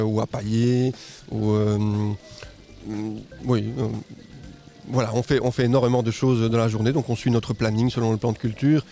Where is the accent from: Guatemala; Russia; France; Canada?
Guatemala; moved away as an adult; also born or lived in Mexico; now in Belgium; je suis né au Guatemala, je suis moitié mexicain. Ok. Et je suis arrivé en Belgique à 18 ans